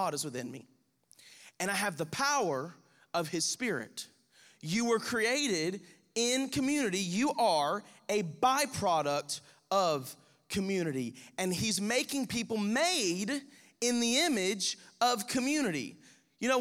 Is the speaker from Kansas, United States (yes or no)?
no; Crestview, Florida, United States; we're from Crestview